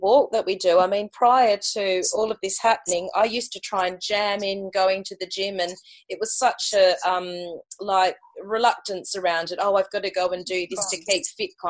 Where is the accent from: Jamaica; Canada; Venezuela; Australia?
Australia; moved away; for me being Australian